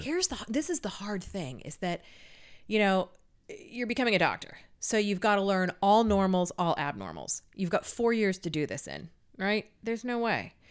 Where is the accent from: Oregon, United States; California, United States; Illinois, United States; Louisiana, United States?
California, United States; moved away; I'm from California originally